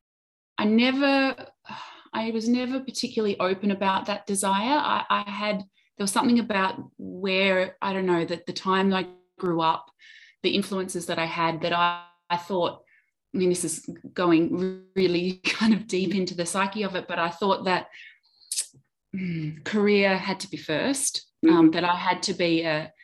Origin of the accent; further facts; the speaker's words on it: Adelaide, South Australia, Australia; moved away; also born or lived in Melbourne; I moved from Melbourne back to Adelaide where my family is.